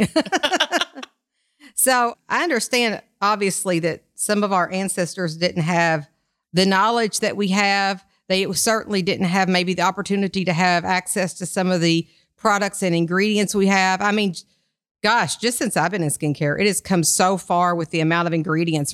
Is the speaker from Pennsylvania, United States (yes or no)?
no; Kentucky, United States; I'm from Kentucky